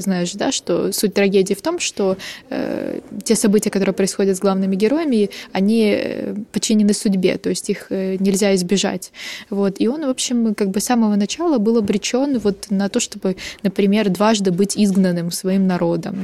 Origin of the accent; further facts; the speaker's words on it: Ukraine; я из Украины.